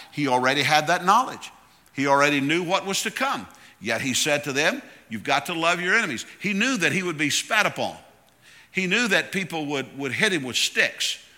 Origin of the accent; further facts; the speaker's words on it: Tallahassee, Florida, United States; I'm from Tallahassee, Florida.